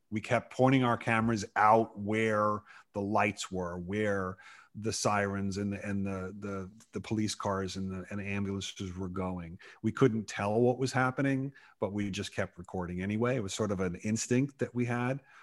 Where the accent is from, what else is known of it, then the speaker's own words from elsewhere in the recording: New York, United States; I grew up in New York